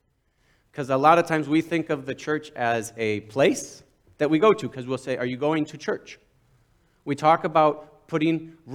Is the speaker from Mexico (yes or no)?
yes; Mexico; Some of you know I grew up in Mexico as a son of church planters, the only son, three sisters.